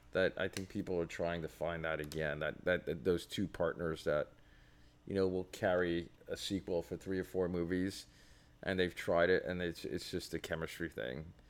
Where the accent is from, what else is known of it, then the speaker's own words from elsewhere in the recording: New York, United States; being a New Yorker